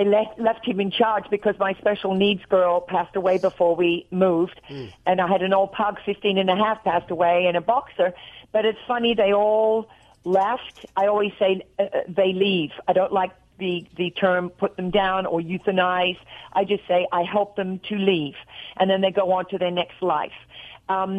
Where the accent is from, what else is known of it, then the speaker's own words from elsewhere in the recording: Australia; accent: Australian; also born or lived in Tennessee; now in Nashville, United States; When I talk to my sister on the phone in Australia, I get off there and I'm real Australian